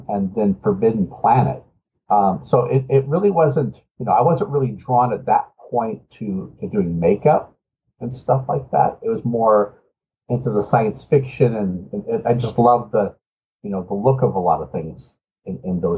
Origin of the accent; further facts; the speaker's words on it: Los Angeles, California, United States; also born or lived in Richmond, Virginia; I was born in Richmond, Virginia. And then at the ripe old age of two, my parents decided to move our entire family to Los Angeles.